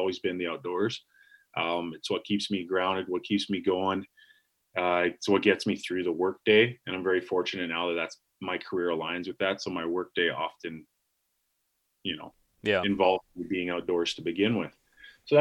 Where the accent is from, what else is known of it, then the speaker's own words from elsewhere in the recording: Canada; being Canadian, being Canucks, being the only hunting show on that network